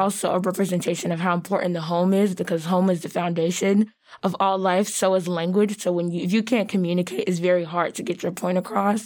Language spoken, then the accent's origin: English; the South, United States; being Black and from the South